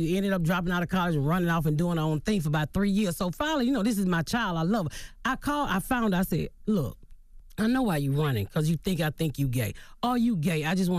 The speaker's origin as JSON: {"language": "English", "region": "Southern United States", "country": "United States", "said": "I mean, I'm from the South, mm-hmm. so, you know, I was taught if you was gay, it was something wrong with you."}